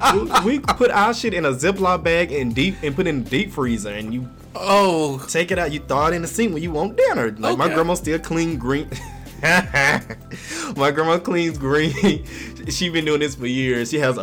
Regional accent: Mississippi, United States; Yes, they never suspect I'm from Mississippi until I started talking.

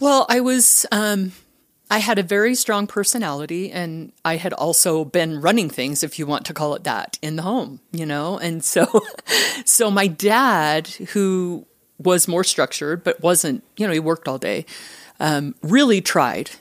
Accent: Richfield, Utah, United States; I am from Utah. I grew up in a small town, um, in Richfield, southern Utah

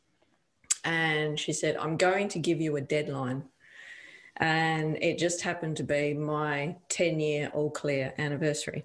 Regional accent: Victoria, Australia; now in Western Australia, Australia; I'm originally from Victoria.

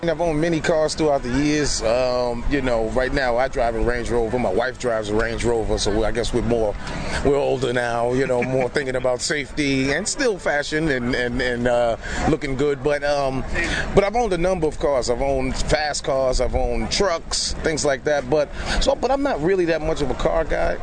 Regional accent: New York, United States; I'm from New York, so we didn't have really cars in high school

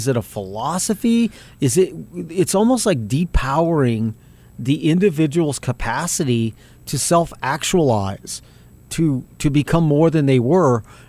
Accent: South Valley, New Mexico, United States; because I'm black and I'm transgender and I'm from South Valley or whatever the hell, that defines me.

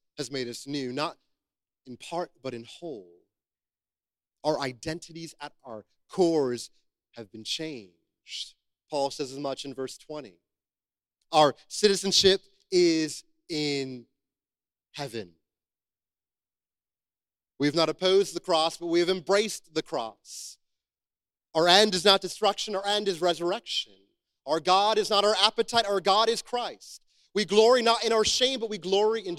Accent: United States; I am American

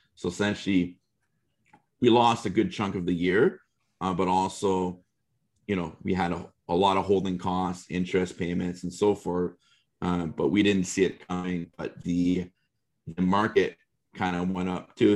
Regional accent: Canada; as a Canadian

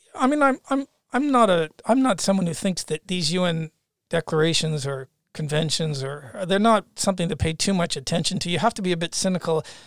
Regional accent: Canada; moved away; as a Canadian

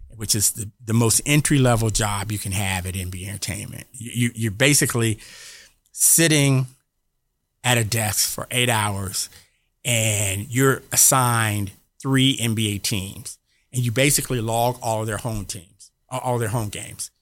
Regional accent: Atlanta, Georgia, United States; I grew up here in Atlanta

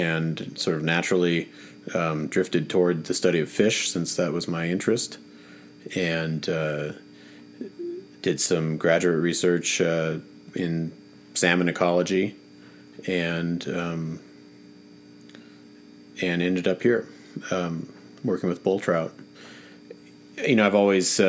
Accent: Willamette Valley, Oregon, United States; I grew up in the Pacific Northwest, in the Willamette Valley in Oregon

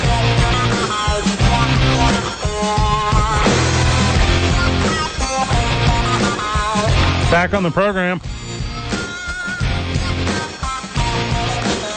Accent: St. Louis, Missouri, United States; moved away; I grew up in St. Louis.

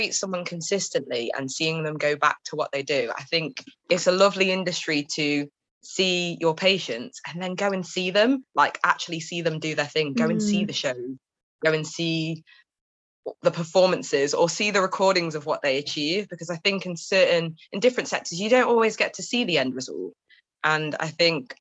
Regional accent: Derby, East Midlands, United Kingdom; now in London, United Kingdom; I grew up in Derby in the Midlands

